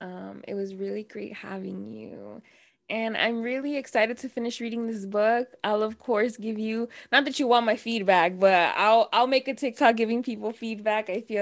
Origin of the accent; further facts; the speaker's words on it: Dallas, Texas, United States; even though I'm not from El Paso, like I grew up in Dallas, Texas